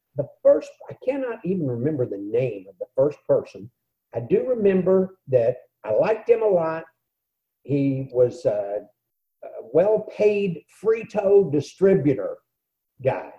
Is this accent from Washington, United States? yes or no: no; San Antonio, Texas, United States; I grew up in San Antonio, Texas